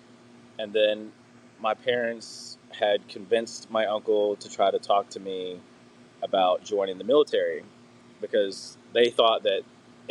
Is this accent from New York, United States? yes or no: no; Tennessee, United States; I grew up in Tennessee, the South